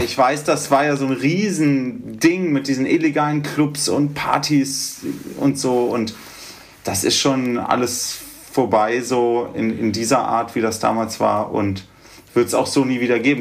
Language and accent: German; Göttingen, Lower Saxony, Germany; now in Berlin, Germany; Wir kommen ja ursprünglich aus Göttingen